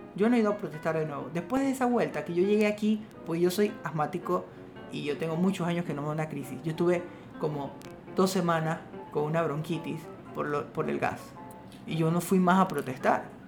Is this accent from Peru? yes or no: no; Panama